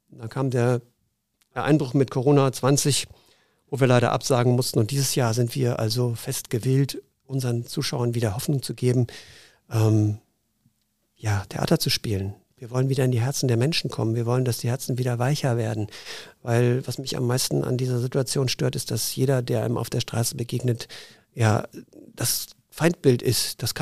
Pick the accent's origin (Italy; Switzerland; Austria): Switzerland; Zurich; born there; Ich bin ja halber Schweizer und äh, bin in Zürich geboren, strebe immer noch die Schweizer zweite Staatsbürgerschaft Schweiz an.